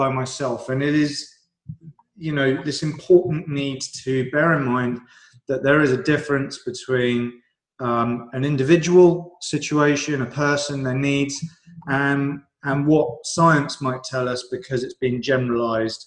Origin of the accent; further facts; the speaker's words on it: United Kingdom; I'm British